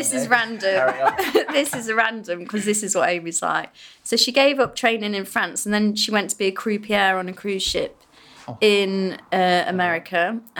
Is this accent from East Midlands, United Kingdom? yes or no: yes; Nottingham, East Midlands, United Kingdom; I'm actually from Nottingham